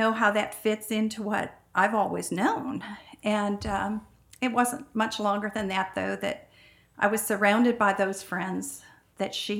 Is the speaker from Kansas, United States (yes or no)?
no; Michigan, United States; I grew up in Michigan